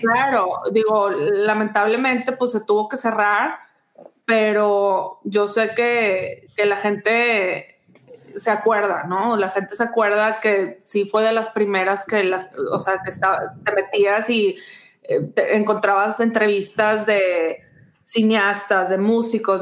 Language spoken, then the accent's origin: Spanish; Mexico; moved away as an adult; now in United States; nunca lo voy a soltar a México porque pues de ahí soy